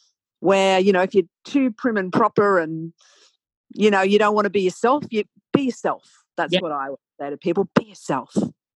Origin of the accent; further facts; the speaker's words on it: Australia; also born or lived in London; I'm an Australian.